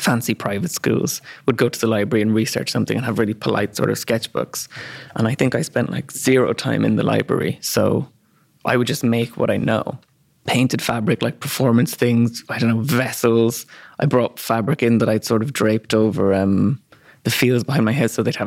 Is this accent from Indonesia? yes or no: no; Ireland; accent: Irish; moved away; also born or lived in London; he heard my accent, was like, oh, you're Irish